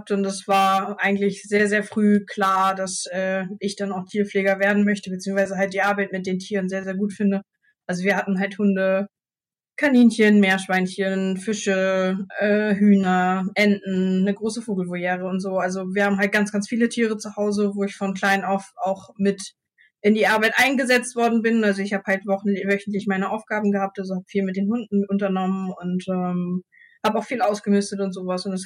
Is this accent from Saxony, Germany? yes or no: no; Marlow, Mecklenburg-Vorpommern, Germany; komme aus Marlow. Also ich habe da meinen eigenen Hof und mein Haus mit meinem Mann zusammen und äh, ja, fahre halt jeden Tag meine Dreiviertelstunde bis hier zum zu Rostock